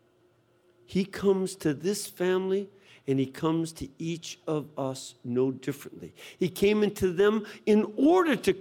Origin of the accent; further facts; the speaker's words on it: Chicago, Illinois, United States; moved away; originally, I'm from Chicago